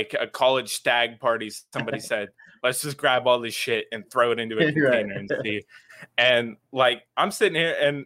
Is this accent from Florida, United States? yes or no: yes; Central Florida, United States; I'm from Central Florida